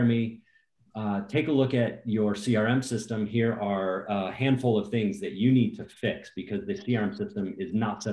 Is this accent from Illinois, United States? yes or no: no; Cincinnati, Ohio, United States; I grew up in Cincinnati, Ohio